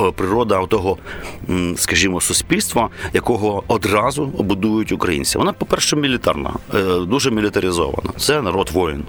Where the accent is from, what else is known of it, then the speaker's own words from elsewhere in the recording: Kyiv, Ukraine; я киянин корінний